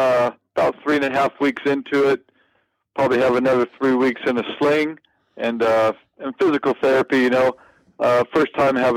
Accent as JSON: {"language": "English", "town": "Alameda", "region": "California", "country": "United States", "tie": "born or raised there", "also_born_or_lived": "Sierra Nevada, California", "said": "I was actually born and raised in Northern California, Alameda, California, to be exact, and grew up there, and ended up leaving there at about 14 years old and moving up to the Sierras."}